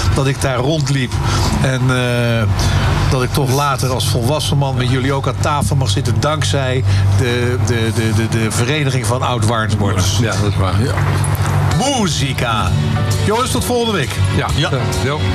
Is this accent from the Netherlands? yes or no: yes; Klein Warnsborn, Gelderland, Netherlands; Klein Warnsborn het huis waar ik geboren ben